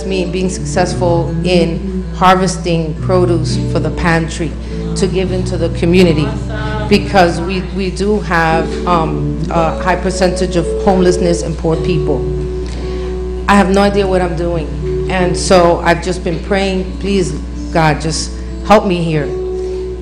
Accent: New York City, New York, United States; moved away as an adult; now in Texas, United States; I'm from New York City

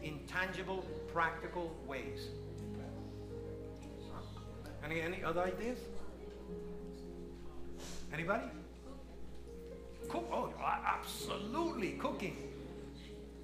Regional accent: New York, United States; moved away as an adult; now in Lancaster, United States; I'm born and raised in New York.

